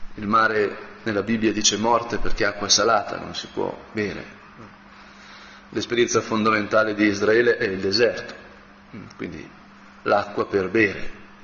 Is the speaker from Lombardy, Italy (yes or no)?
yes; Brianza, Lombardy, Italy; da Brianzolo